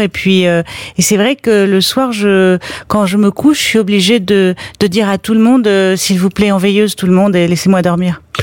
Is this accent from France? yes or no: yes; Paris, Île-de-France, France; Je suis je suis une Parisienne presque caricaturale